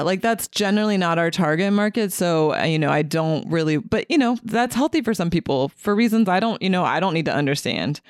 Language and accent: English; Middletown, Ohio, United States; moved away as an adult; also born or lived in California; I'm from Middletown. I grew up in Middletown, and then I moved to California right after I finished my undergrad at U C, um, University of Cincinnati